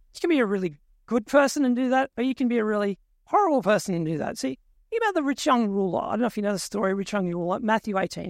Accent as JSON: {"language": "English", "town": "Tumut", "region": "New South Wales", "country": "Australia", "tie": "born or raised there", "moved": "yes", "said": "my hometown. little place called Tumut in New South Wales."}